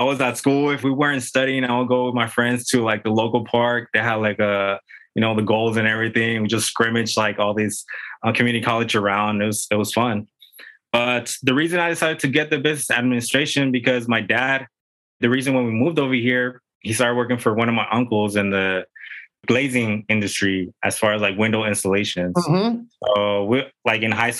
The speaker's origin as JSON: {"language": "English", "town": "Tijuana", "region": "Baja California", "country": "Mexico", "tie": "born or raised there", "moved": "yes", "lives_now": "San Diego, United States", "said": "I grew up in TJ, which is our neighbor city, pretty much south of the border right here from San Diego."}